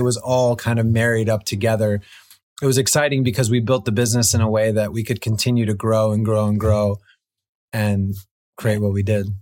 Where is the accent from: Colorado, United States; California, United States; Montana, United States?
California, United States; Los Angeles; growing up in Los Angeles